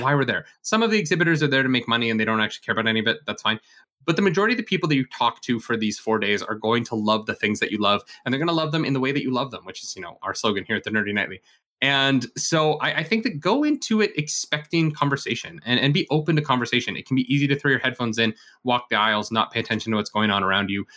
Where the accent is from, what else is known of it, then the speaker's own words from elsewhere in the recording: Canada; we are Canadian here, so, uh, we, we say Gouda